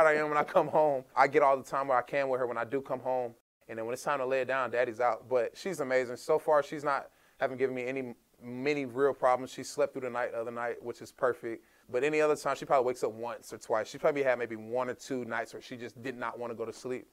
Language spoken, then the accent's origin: English; Hiram, Georgia, United States; shout out to the hometown of Hiram, Georgia